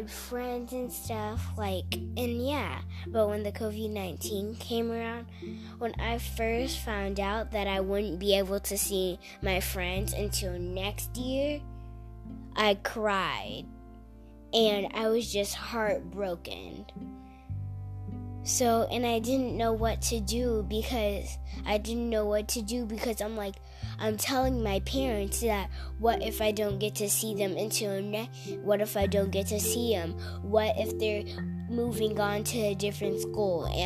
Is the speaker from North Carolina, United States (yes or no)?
no; Texas, United States; I'm from Texas